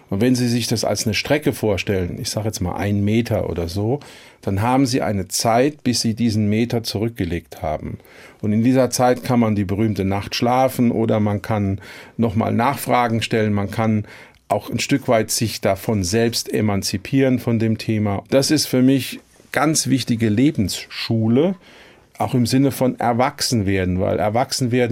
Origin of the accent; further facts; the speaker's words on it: Ludwigshafen, Rhineland-Palatinate, Germany; Ich hätte ja genauso gut in China, in Südafrika oder in Peru geboren sein können. Aber nein, ich komme nun mal aus Ludwigshafen.